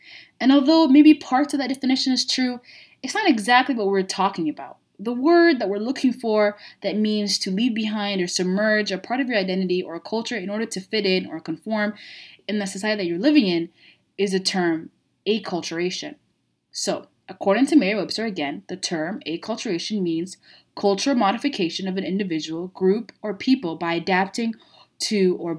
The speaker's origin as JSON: {"language": "English", "country": "Saudi Arabia", "tie": "born or raised there", "said": "I didn't grow up in Somalia. I grew up in the most part in Saudi."}